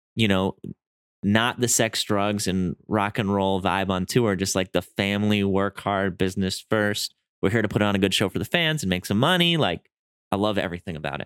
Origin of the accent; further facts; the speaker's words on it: Wisconsin, United States; moved away as an adult; also born or lived in San Diego; I'm from Wisconsin, so I moved